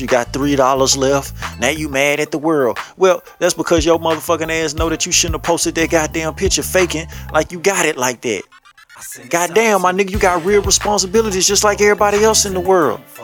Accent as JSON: {"language": "English", "region": "Louisiana", "country": "United States", "said": "I'm from Louisiana."}